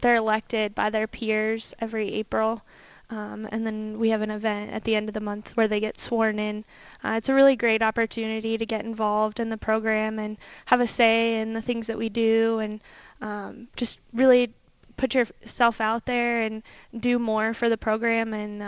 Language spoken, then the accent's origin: English; Teton Valley, Idaho, United States; moved away as an adult; also born or lived in Colorado Springs, Colorado; I'm from Teton Valley, Idaho. So if you're familiar with Jackson Hole area, I'm just on the other side of the Tetons